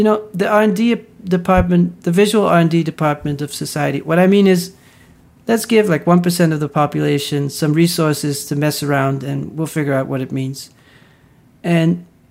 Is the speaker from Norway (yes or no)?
no; Netherlands; growing up in the Netherlands